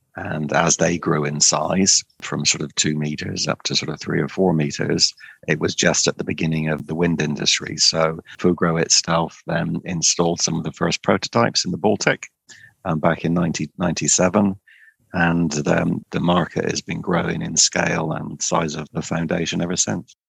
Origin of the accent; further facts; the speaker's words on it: Cornwall, South West England, United Kingdom; I was born and brought up in Cornwall